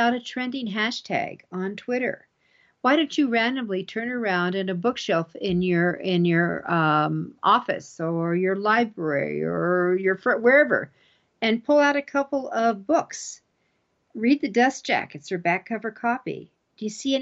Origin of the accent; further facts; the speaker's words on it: Colorado, United States; my home state's Colorado.